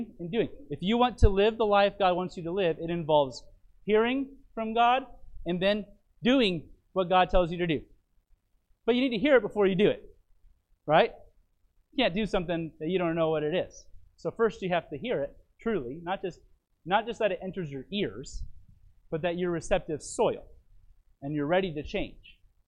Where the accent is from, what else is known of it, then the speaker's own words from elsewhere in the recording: Phoenix, Arizona, United States; My pastor that I grew up with in Phoenix